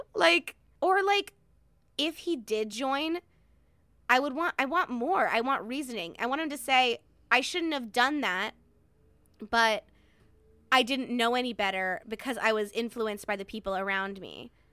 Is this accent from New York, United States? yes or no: no; Hartford, Connecticut, United States; I was born in Hartford